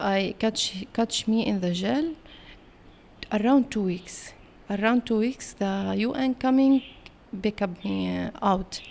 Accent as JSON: {"language": "English", "country": "Syria", "tie": "born or raised there", "also_born_or_lived": "Palestine", "second_language": "English", "moved": "as an adult", "lives_now": "Kuala Lumpur, Malaysia", "said": "I'm born in Syria and, uh, learn in Syria."}